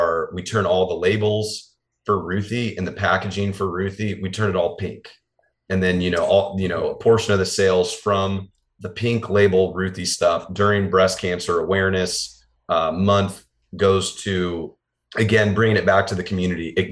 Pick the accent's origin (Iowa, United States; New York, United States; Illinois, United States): Iowa, United States; Des Moines; I was born and raised in Des Moines